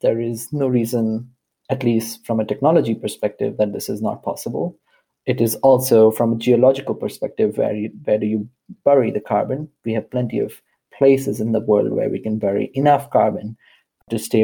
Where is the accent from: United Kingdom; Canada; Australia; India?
India; I grew up in India